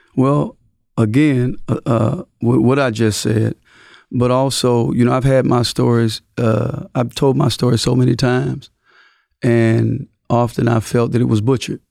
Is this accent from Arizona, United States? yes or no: no; Mississippi, United States; moved away; I came from Mississippi